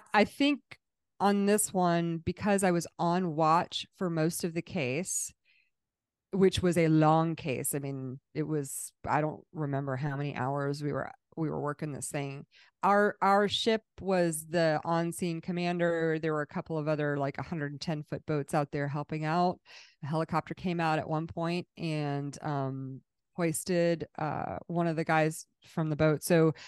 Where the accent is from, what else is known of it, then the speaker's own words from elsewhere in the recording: Massachusetts, United States; born there; I was born in Massachusetts.